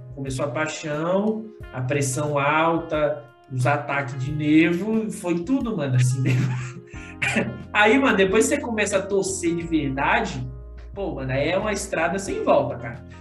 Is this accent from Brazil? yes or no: yes; Piauí, Brazil; eu nasci no Piauí